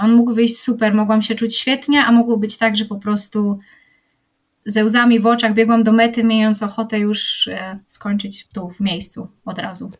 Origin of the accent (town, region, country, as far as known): Poland